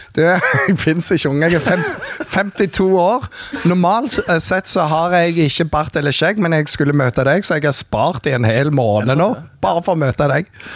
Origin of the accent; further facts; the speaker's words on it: Jæren, Rogaland, Norway; moved away as an adult; also born or lived in Bergen; now in Kristiansand, Norway; jeg er oppvokst på Jæren